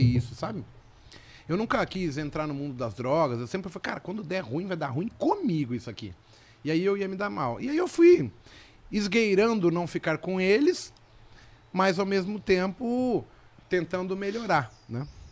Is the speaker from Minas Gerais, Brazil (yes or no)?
no; São Paulo, Brazil; also born or lived in Vila Brasilândia; Eu nasci na Vila Nova Cachoeirinha. Eu, eu, há pouco tempo, cara, seis anos atrás, eu morava ali na Vila Brasilândia